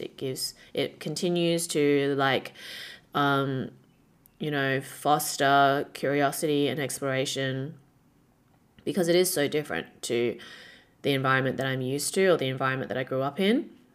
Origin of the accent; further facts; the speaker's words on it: Perth, Western Australia, Australia; moved away as an adult; now in Shanghai, China; when I was growing up in Perth